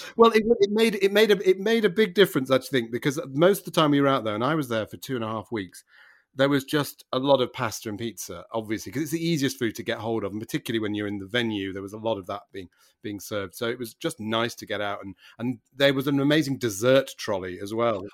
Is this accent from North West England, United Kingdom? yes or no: yes; Manchester, North West England, United Kingdom; moved away; I grew up in Manchester